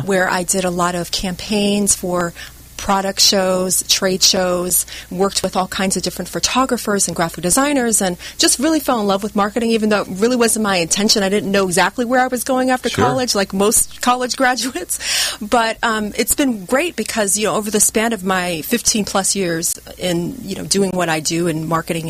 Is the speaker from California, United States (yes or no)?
yes; Oceanside, California, United States; moved away as an adult; also born or lived in Seattle; now in Orange County, United States; I'm actually from San Diego.